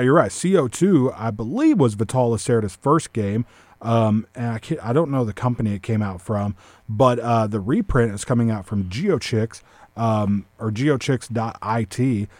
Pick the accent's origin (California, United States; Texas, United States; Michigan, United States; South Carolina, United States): Texas, United States; Hamilton; I'm from Hamilton